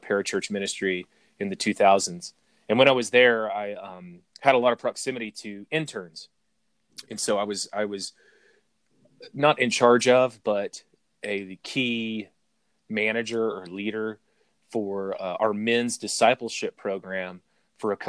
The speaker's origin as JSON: {"language": "English", "region": "Arkansas", "country": "United States", "moved": "yes", "lives_now": "Colorado, United States", "said": "that's where I'm from, is from Arkansas. I live in Colorado now"}